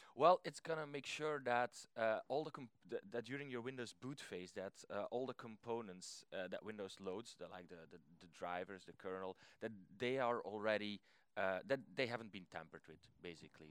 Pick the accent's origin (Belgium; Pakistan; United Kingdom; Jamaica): Belgium; I'm from Belgium